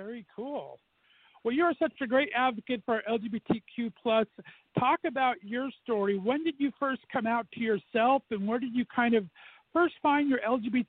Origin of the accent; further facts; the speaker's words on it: Southern California, United States; moved away as an adult; now in Northeast Ohio, United States; I was born and raised in Southern California, and I like to say that I've been banished to Northeast Ohio.